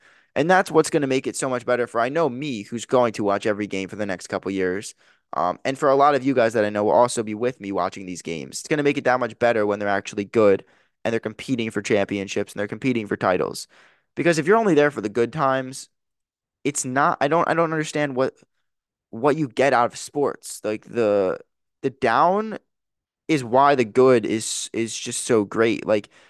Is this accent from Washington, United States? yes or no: no; New Jersey, United States; And I know, growing up in New Jersey, being close to Philadelphia, most of my friends growing up were Sixers fans